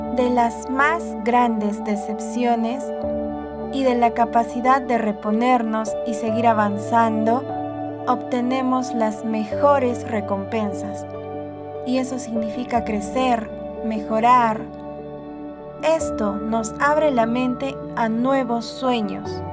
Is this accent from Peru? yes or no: yes; Arequipa, Peru; aquí en Arequipa, la ciudad blanca que es mi tierra